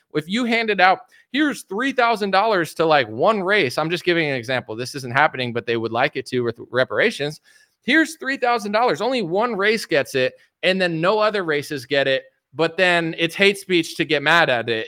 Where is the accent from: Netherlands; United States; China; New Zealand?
United States; I'm American